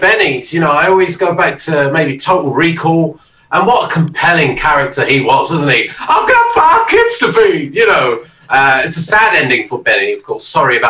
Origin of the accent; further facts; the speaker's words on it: London, United Kingdom; moved away as an adult; now in Brighton, United Kingdom; I'm born in London, though, so I only just moved away from the kind of hometown to just kind of get a bit more sunshine